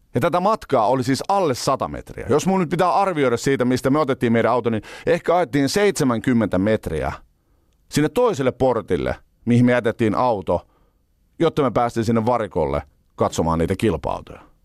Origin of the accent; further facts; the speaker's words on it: Finland; me ollaan Suomesta